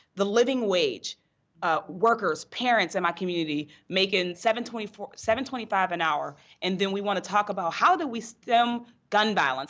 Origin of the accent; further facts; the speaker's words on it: North Braddock, Pennsylvania, United States; I grew up in North Braddock, Pennsylvania, outside of Pittsburgh